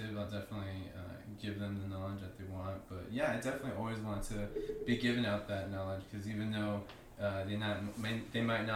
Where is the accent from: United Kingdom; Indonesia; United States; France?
United States; Las Vegas, Nevada; I'm born and raised in Vegas. Been here all my life